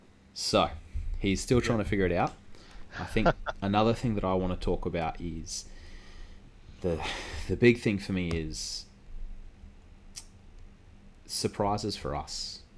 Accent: Queensland, Australia; which is happening next weekend in my home state.

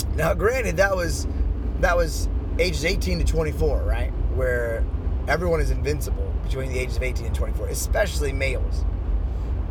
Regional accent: Washington, D.C. area, Maryland, United States; I grew up in and around the Washington, D.C. area

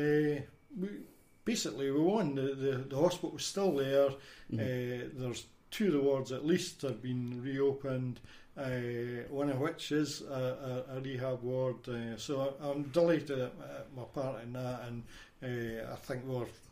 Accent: Windygates, Scotland, United Kingdom; also born or lived in Edinburgh / Buckhaven; now in Leven, United Kingdom; born and bred in Windygates

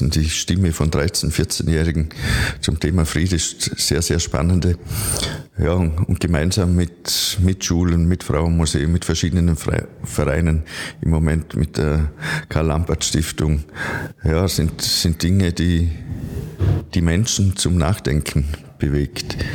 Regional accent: Vorarlberg, Austria; now in Vienna, Austria; Ich freue mich als halt, Vorarlberger hier in Wien sein zu dürfen, um äh, auch mitzuteilen, über was wir im Bregenzer Wald alles nachdenken.

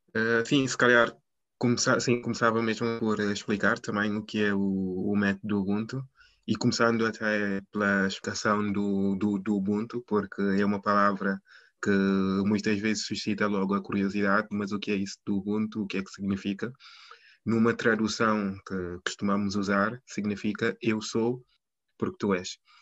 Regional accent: Guinea-Bissau; now in Lisbon, Portugal; sou, sou, sou guineense

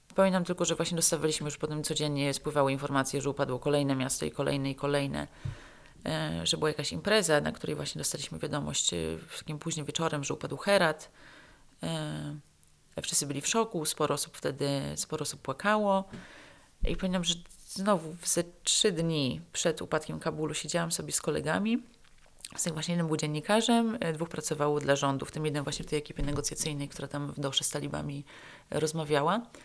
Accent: Poland; moved away as an adult; also born or lived in Afghanistan / Pakistan; ja tu jestem z Polski

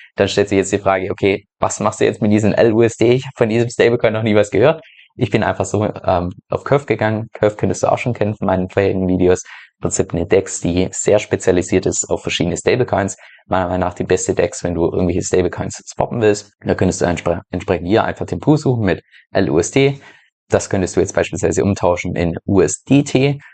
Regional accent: Germany; moved away; dass ich ja ursprünglich aus Deutschland komme

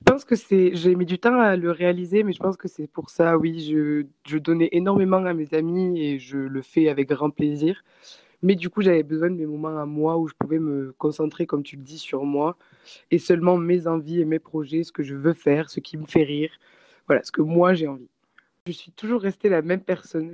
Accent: Castres, Occitania, France; moved away as an adult; now in New Zealand; je suis française et euh, j'ai toujours habité dans une petite ville dans le sud-ouest de la France qui s'appelle euh, Castres, donc juste à côté de Toulouse

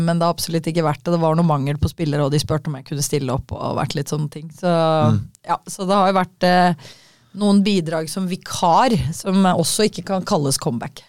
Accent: Kolbotn, Akershus, Norway; Jeg var jo født og oppvokst i Kolbotn

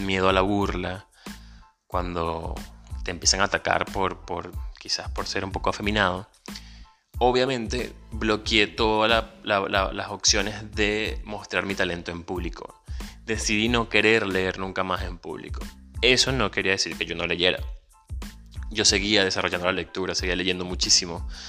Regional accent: Venezuela; moved away as an adult; also born or lived in Caracas; Soy un venezolano, emigrante, ciudadano del mundo y un soñador.

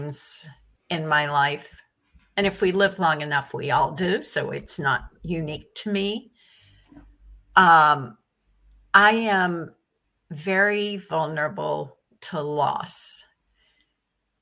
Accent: Virginia, United States; now in New York, United States; I grew up in Virginia on a farm

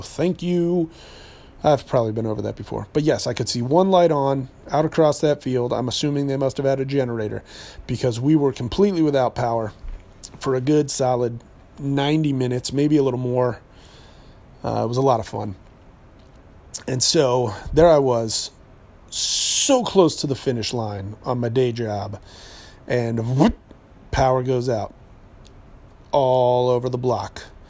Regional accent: New Hampshire, United States; I grew up in New Hampshire.

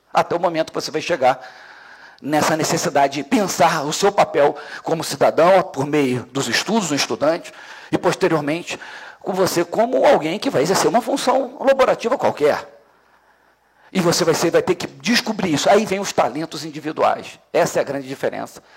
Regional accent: Brazil; nós somos brasileiros que escolhemos trabalhar numa atividade chamada segurança pública

